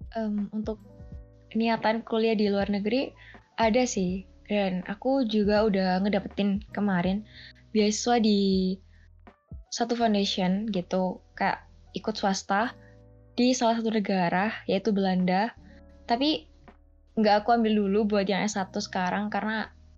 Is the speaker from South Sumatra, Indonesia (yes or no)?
no; Pasuruan, East Java, Indonesia; Aku berasal dari Pasuruan, Jawa Timur